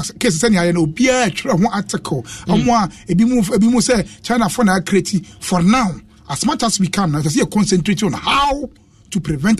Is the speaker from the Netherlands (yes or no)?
yes; Netherlands; I have friends I'm from Netherlands